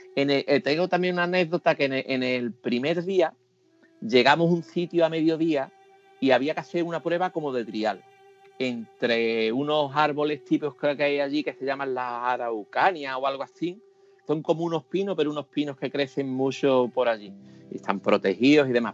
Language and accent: Spanish; Seville, Andalusia, Spain; soy de Sevilla